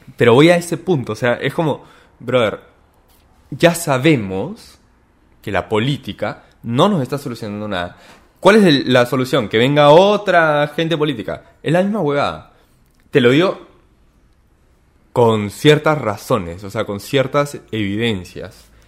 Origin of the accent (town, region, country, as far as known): Peru